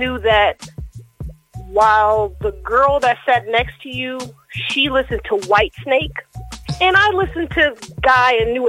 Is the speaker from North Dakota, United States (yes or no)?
no; Seattle, Washington, United States; I was raised in Seattle, so that's the birthplace of grunge music.